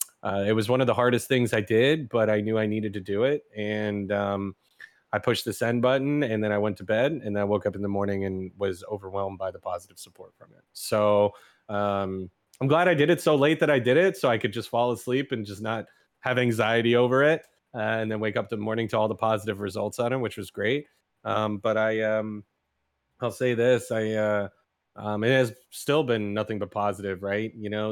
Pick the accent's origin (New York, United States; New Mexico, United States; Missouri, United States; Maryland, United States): New York, United States; Oh, New York, hands down. I'm a New Yorker. I'm a New York boy.